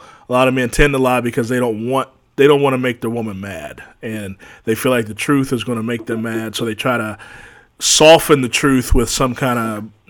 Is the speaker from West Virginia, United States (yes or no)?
yes; West Virginia, United States; my home state, good old West Virginia